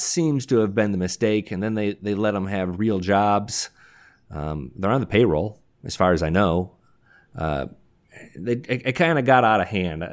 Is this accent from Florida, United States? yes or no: no; Detroit, Michigan, United States; I grew up in Detroit